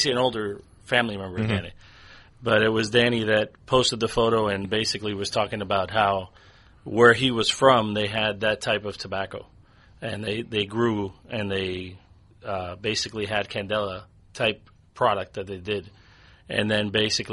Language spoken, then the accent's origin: English; United States; I was born here in the States. I wasn't born in Cuba.